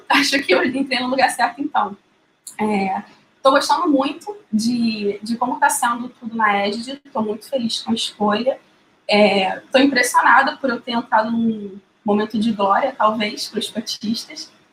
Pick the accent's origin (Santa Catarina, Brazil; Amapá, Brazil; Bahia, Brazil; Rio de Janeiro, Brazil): Rio de Janeiro, Brazil; não só como carioca